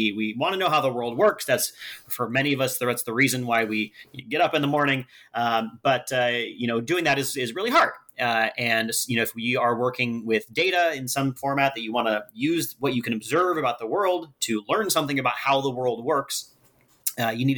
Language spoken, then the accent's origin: English; Humboldt County, California, United States; moved away as an adult; also born or lived in Oregon; now in Seattle, United States; I grew up in Humboldt County, which is sort of the Oregon part of California